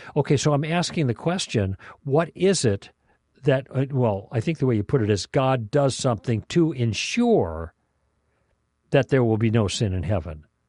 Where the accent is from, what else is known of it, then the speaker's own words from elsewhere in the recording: Chicago, Illinois, United States; now in Southern California, United States; when I grew up in Chicago